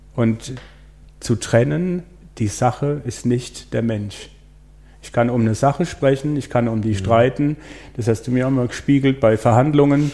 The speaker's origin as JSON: {"language": "German", "area": "Breisgau", "region": "Baden-Württemberg", "country": "Germany", "said": "ich komme aus dem Breisgau"}